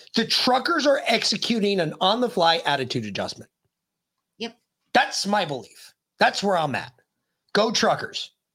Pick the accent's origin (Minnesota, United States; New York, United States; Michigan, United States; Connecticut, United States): New York, United States; moved away; I'm originally a New Yorker